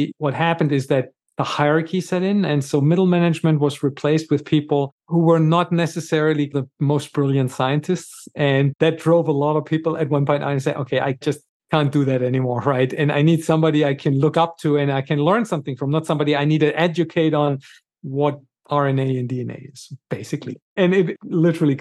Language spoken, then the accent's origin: English; Germany; moved away as an adult; also born or lived in Gothenburg, Sweden; now in United States; I was born and raised in Germany